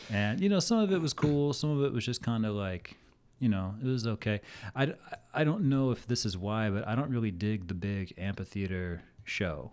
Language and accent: English; Olathe, Kansas, United States; moved away as an adult; now in Arizona, United States; I grew up in Olathe, Kansas, which is a suburb of Kansas City.